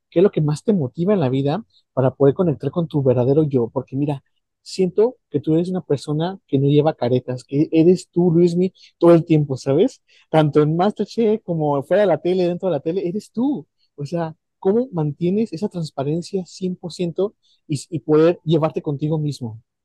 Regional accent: Mexico; yo que soy de México

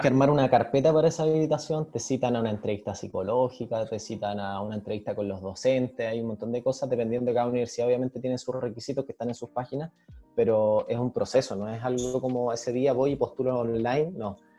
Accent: Viña del Mar, Valparaíso, Chile; now in Arica, Chile; yo soy de Viña

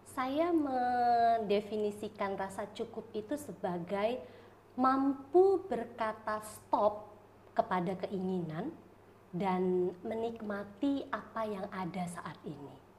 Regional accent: Medan, North Sumatra, Indonesia; moved away as an adult; also born or lived in Malang / Tangerang; now in Solo, Indonesia; Saya lahir dan besar di Medan

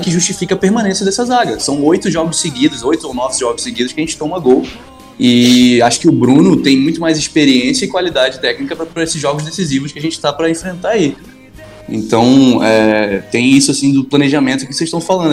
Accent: Manaus, Amazonas, Brazil; moved away as an adult; now in Rio de Janeiro, Brazil; apesar do sotaque aqui, quem tá estranhando, eu, eu moro no Rio há sete anos, mas eu sou de Manaus

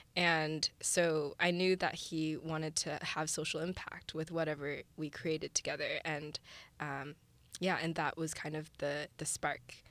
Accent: St. Louis, Missouri, United States; moved away as an adult; also born or lived in China / San Francisco; I was born in China, and then my family and I immigrated to Saint Louis, Missouri when I was six

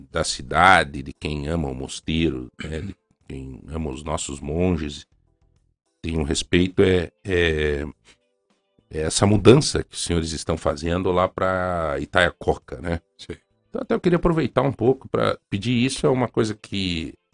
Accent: Ponta Grossa, Paraná, Brazil; Dom Murilo, o senhor não me conhece, mas eu sou de Ponta Grossa.

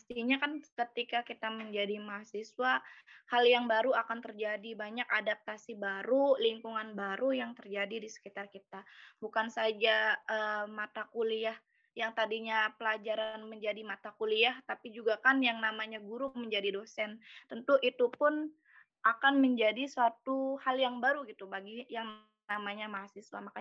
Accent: Indramayu, West Java, Indonesia; Saya asalnya dari Indramayu. Mungkin ada teman-teman yang dari Indramayu gitu. Berarti kita satu daerah.

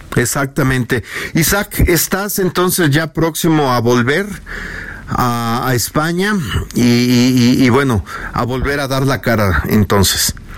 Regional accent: Mexico; como mexicano que somos

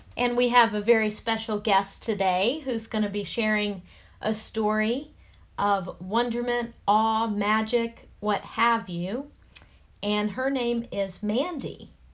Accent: the South, United States; growing up in the South

